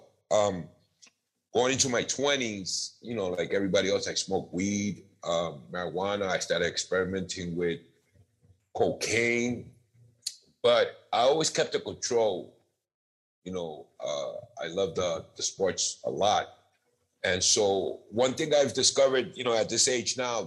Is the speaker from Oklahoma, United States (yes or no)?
no; New York City, New York, United States; moved away; also born or lived in Puerto Rico; I grew up in New York City